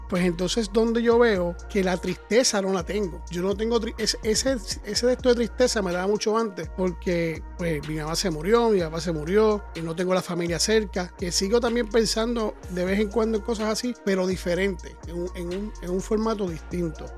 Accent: Puerto Rico; moved away; nosotros que somos de Puerto Rico

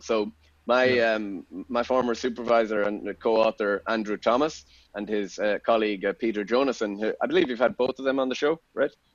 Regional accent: Ireland; moved away as an adult; also born or lived in Austin, Texas; now in England; as an Irishman

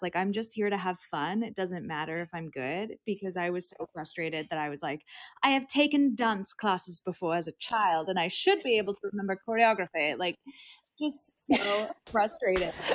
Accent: Long Beach, California, United States; moved away as an adult; now in Los Angeles, United States; I grew up in Long Beach

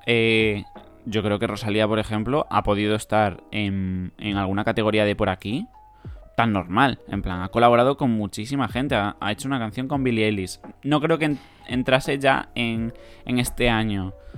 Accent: Spain; siendo español

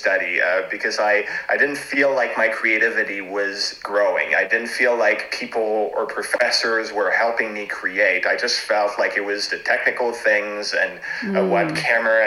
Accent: Montreal, Quebec, Canada; first language French; English is a second language; also born or lived in Toronto; now in Montreal, Canada; I was born in Canada, in Montreal. My first language is French.

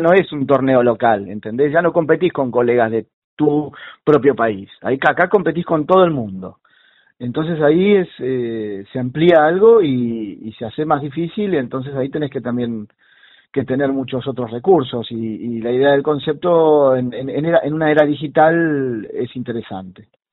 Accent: Buenos Aires, Argentina; soy porteño, pero luego tengo, este, me mudo con, con mis padres hacia la zona del oeste, entrada antes de la adolescencia

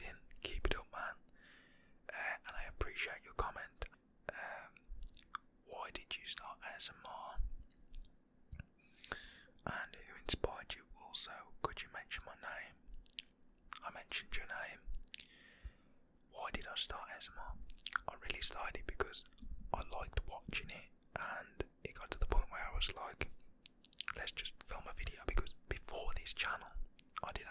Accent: West Midlands, United Kingdom; I am from England, Britain, the UK, from West Midlands

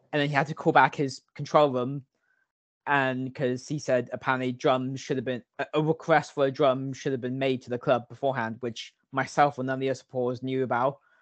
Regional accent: Long Ashton, South West England, United Kingdom; I grew up in Long Ashton, a village uh, just outside South Bristol

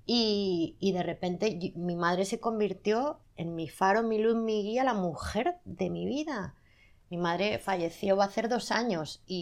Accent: Zaragoza, Aragon, Spain; soy de Zaragoza. Y en Zaragoza gritamos mucho.

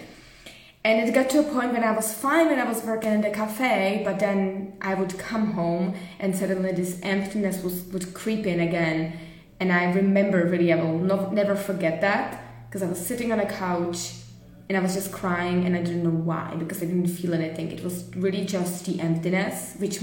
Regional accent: Czechia; moved away as an adult; also born or lived in Germany / Prague; decided to move back to Czech Republic at the time.

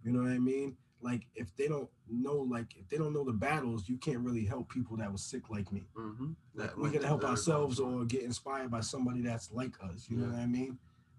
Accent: Providence, Rhode Island, United States; also born or lived in Riverside, East Providence; I was born in Southside. I grew up in West Elmwood.

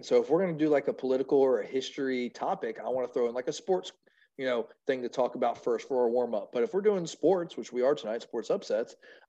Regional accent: Pennsylvania, United States; now in South Carolina, United States; I grew up in Pennsylvania where wrestling is really big.

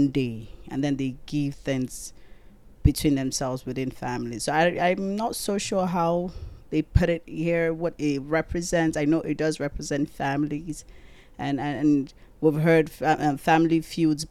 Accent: Nigeria; born or raised there; now in United States

